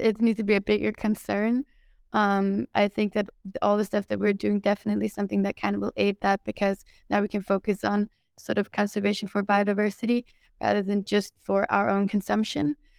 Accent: Denmark; moved away; also born or lived in Sweden; I grew up in Denmark

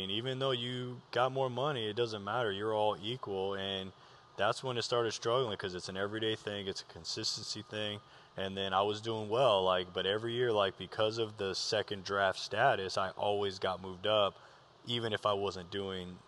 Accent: Moreno Valley, California, United States; so I grew up in Moreno Valley. Well, we bounced around a lot, but most of my uh, adolescent years was in Moreno Valley, California.

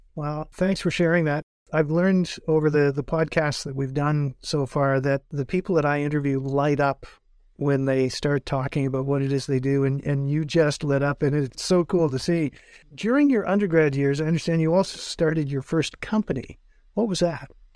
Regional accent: North Bay, Ontario, Canada; moved away; I grew up in North Bay, which is about twice the size of Owen Sound

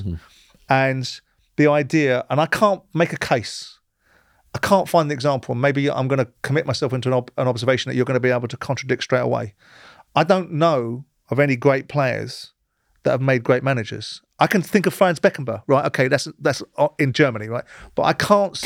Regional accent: England, United Kingdom; I'm an Englishman. I'm a proud Englishman

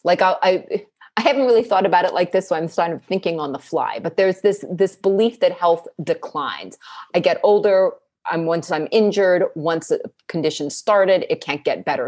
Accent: East Coast, United States; now in West Coast, United States; I grew up on the East Coast and now I live on the West Coast

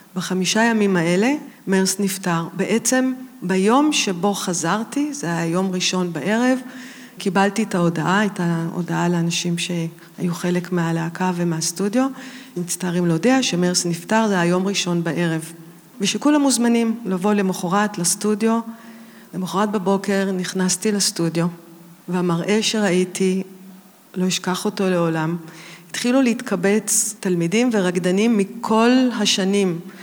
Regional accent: Tel Aviv, Tel Aviv District, Israel; אני גדלתי בתל אביב

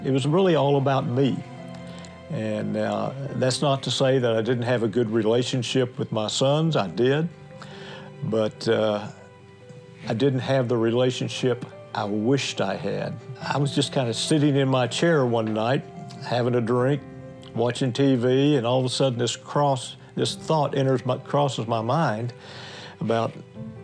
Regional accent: United States; I was born in the United States

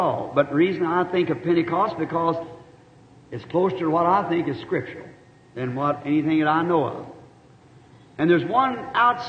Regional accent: the South, United States; I'm a Southerner.

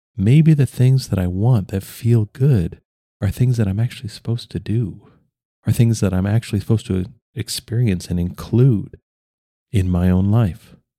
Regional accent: United States

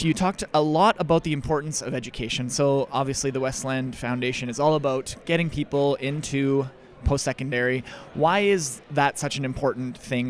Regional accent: Russell, Manitoba, Canada; now in Winnipeg, Canada; I'm from Russell, Manitoba originally.

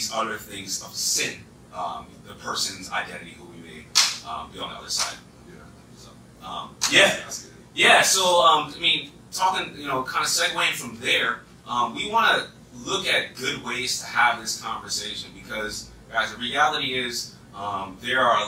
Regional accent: East Coast, United States; accent: East Coast; That's my East Coast accent

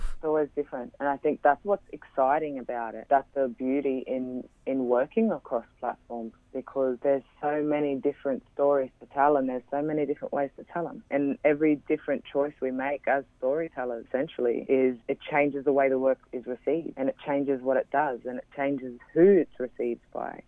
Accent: Brisbane, Queensland, Australia; I grew up in Brisbane

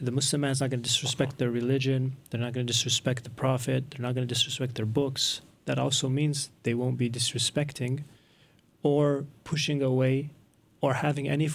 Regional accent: United States; I grew up in the States and I went to school

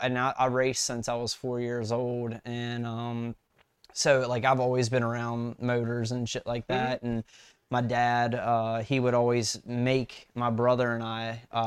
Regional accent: West Virginia, United States; But yeah, so when I moved out from West Virginia to Salisbury, Maryland, mm-hmm. I graduated high school

